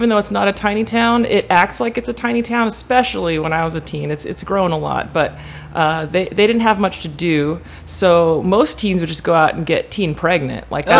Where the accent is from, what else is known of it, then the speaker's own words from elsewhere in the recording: Bakersfield, California, United States; moved away as an adult; now in Los Angeles, United States; I'm from Bakersfield. I kind of lived there my teen years. I moved there when I was 12, and then kind of stayed there for a while. So I went to high school in Bakersfield.